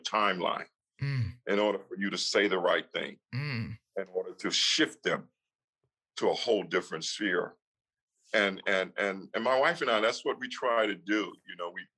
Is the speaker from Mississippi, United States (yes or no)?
yes; Mississippi, United States; moved away; also born or lived in New York; I grew up in Mississippi for a lot of times, and even in New York